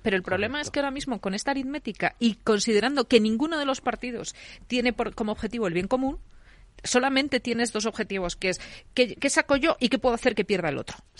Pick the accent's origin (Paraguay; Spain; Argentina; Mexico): Spain; León, Castile and León; now in Madrid, Spain; yo, que soy leonesa